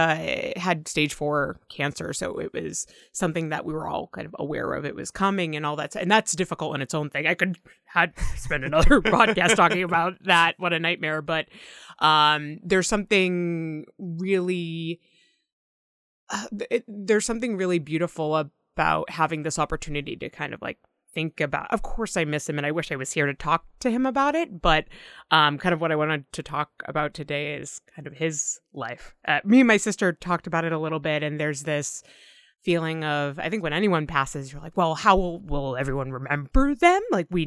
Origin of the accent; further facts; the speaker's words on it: Massachusetts, United States; I grew up in Massachusetts, like the greater Boston.